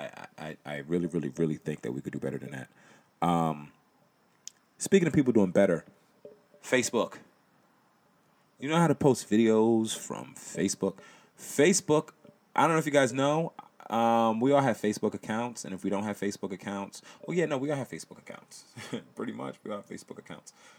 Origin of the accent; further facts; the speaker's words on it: Connecticut, United States; I was born in Connecticut